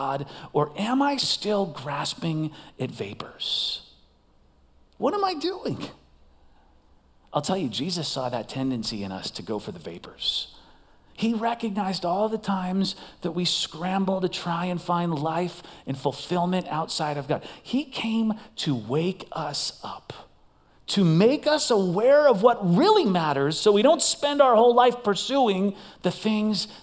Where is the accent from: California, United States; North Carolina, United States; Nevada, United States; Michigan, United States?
Nevada, United States; Las Vegas; I am from Las Vegas